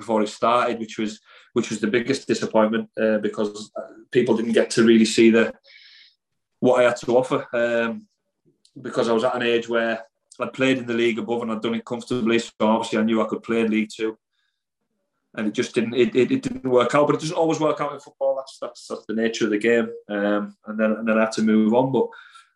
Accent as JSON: {"language": "English", "town": "Carlisle", "region": "North West England", "country": "United Kingdom", "tie": "born or raised there", "said": "It's my hometown team"}